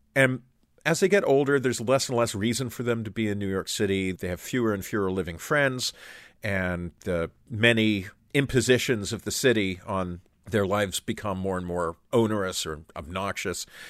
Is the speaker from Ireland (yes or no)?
no; Canada; as Canadians